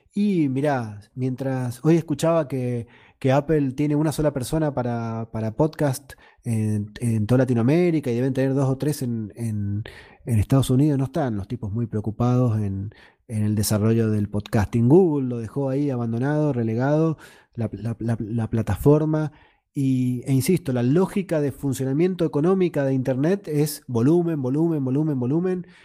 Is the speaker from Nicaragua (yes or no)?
no; Argentina; now in Mendoza, Argentina